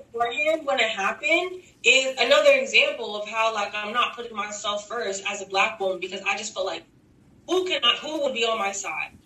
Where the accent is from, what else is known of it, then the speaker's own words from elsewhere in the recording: Texas, United States; Oh, I'm from I'm from Texas. Like we're from the South, sort of in the same area.